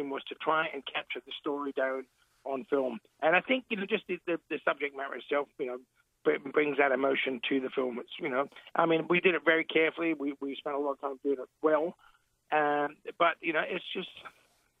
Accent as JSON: {"language": "English", "town": "Elizabeth", "region": "South Australia", "country": "Australia", "tie": "born or raised there", "said": "I grew up in Elizabeth. I came here when I was real young, and I grew up there"}